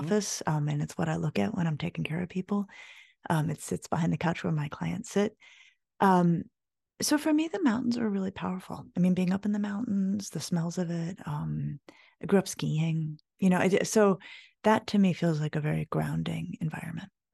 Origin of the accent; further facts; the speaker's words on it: Colorado, United States; moved away as an adult; I grew up in Colorado